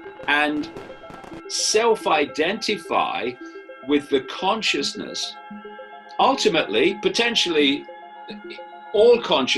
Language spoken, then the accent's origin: English; United Kingdom; I am a man, I am white, I am British, etc.